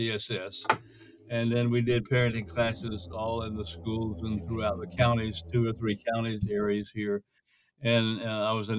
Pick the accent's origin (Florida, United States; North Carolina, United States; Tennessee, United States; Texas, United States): North Carolina, United States; moved away as an adult; also born or lived in Korea / Atlanta / New York City / Los Angeles; I was born and raised in North Carolina